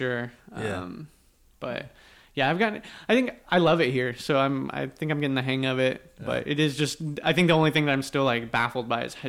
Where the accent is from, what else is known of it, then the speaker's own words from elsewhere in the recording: Weatherford, Texas, United States; moved away as an adult; now in Houston, United States; I'm from a little town called Weatherford, Texas.